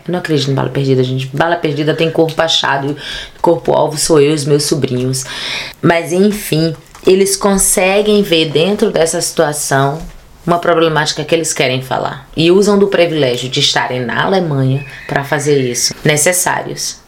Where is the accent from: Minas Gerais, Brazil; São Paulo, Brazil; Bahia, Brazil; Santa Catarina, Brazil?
Bahia, Brazil; Ilhéus; moved away as an adult; now in Berlin, Germany; minha terra natal. Cabuna, Ilhéus